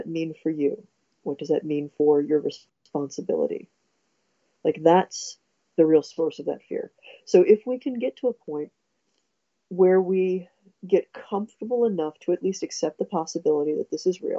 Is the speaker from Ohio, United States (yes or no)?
yes; Ohio, United States; we're both from Ohio, so Midwest.